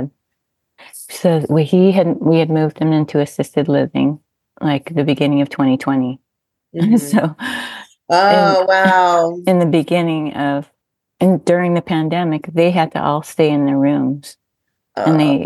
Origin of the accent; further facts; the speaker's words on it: Southern California, United States; moved away as an adult; now in Hawaii, United States; I was raised in Southern California